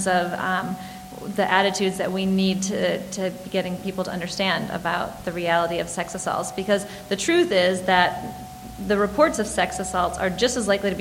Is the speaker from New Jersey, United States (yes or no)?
no; Michigan, United States; now in Washington, D.C., United States; I grew up in Michigan